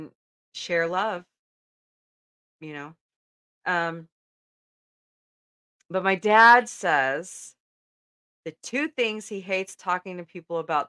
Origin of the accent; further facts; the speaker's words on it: United States; as an American